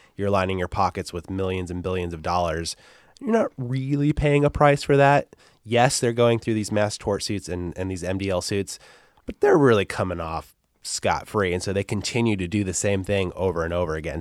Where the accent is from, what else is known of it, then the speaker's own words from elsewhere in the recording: Antelope Valley, California, United States; I grew up in a, in a place called the Antelope Valley, which is just this broad desert.